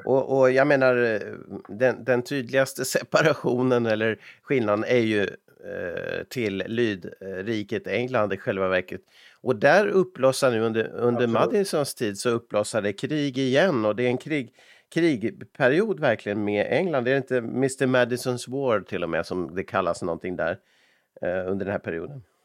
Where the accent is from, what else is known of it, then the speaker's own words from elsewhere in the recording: Umeå, Västerbotten County, Sweden; när jag växte upp i Umeå